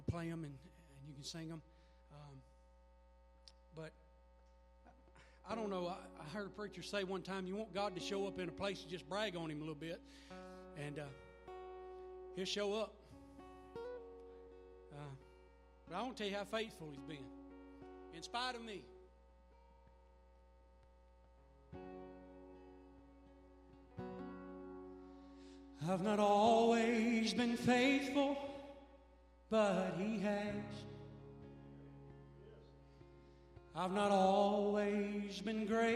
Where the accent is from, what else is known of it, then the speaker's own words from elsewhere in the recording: Mississippi, United States; I'm from Mississippi